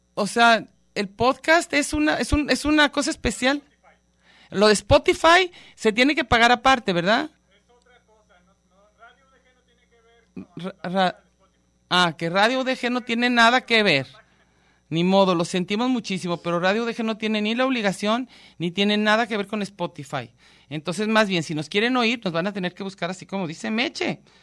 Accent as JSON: {"language": "Spanish", "country": "Mexico"}